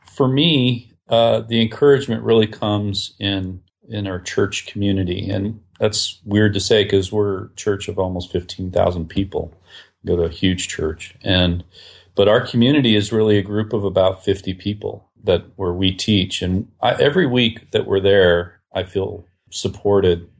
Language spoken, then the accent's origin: English; Whidbey Island, Washington, United States; I grew up, uh, outside of Seattle, Washington, on an island, actually, Whidbey Island